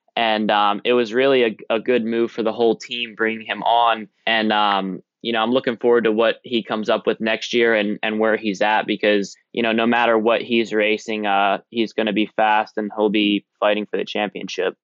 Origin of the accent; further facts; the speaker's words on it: Blueberry Capital, New Jersey, United States; me and Maz, we're from the Blueberry Capital